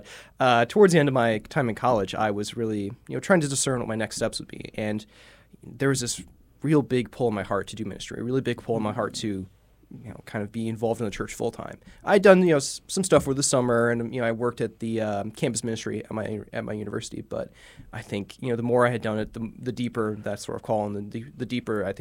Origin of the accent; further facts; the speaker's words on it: Bourbonnais, Illinois, United States; I'm just from South Chicago, from Bourbonnais, Illinois.